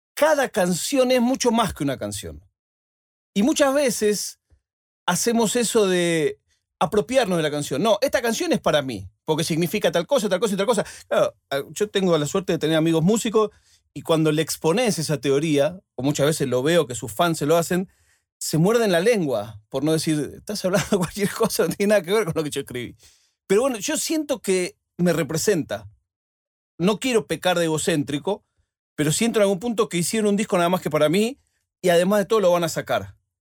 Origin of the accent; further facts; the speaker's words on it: Buenos Aires, Argentina; moved away; also born or lived in Spain; mi ciudad